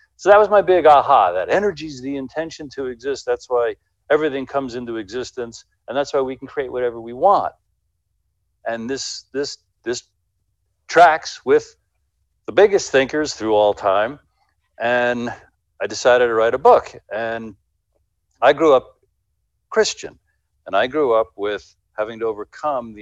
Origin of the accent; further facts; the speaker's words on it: United States; I'm an American